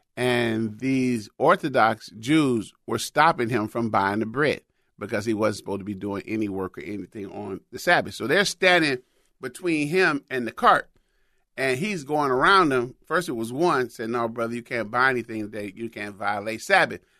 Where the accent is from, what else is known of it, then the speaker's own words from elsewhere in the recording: United States; I'm from America